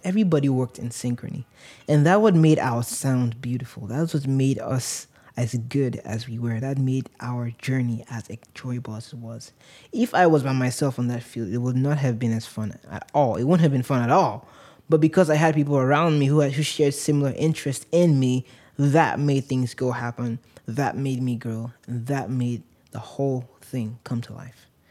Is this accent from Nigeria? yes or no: yes; Nigeria; moved away; also born or lived in San Antonio, Texas; I grew up in Nigeria